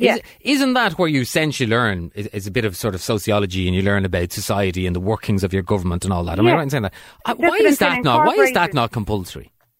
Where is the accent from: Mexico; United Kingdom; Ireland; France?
Ireland; There's you and I from Ireland